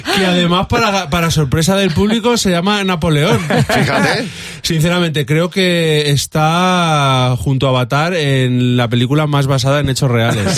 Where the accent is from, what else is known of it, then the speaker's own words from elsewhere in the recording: Spain; Somos raros los españoles